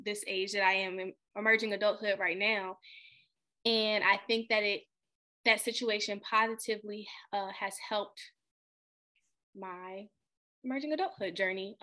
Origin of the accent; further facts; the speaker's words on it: Richmond, Virginia, United States; moved away as an adult; also born or lived in Newport News, Virginia; now in Maryland, United States; I'm from Richmond, but I went straight to Maryland basically after graduation